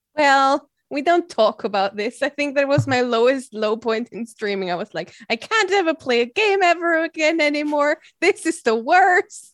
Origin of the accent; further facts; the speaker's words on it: Austria; I'm from Austria